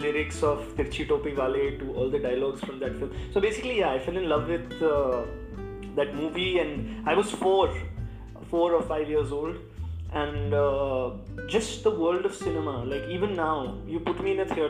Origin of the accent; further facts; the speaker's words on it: Allahabad, Uttar Pradesh, India; now in Mumbai, India; I was born in Allahabad